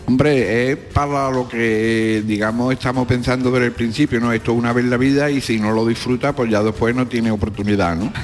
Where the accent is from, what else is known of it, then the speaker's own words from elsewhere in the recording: Cádiz, Andalusia, Spain; mi barrio del Mentidero, que la Plaza San Antonio está a 100 metros de donde yo nací